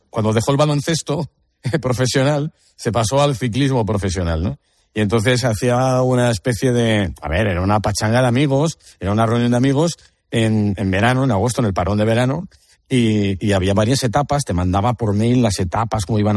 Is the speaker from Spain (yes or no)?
yes; Oviedo, Asturias, Spain; yo soy de Oviedo, pero mi madre es de Gijón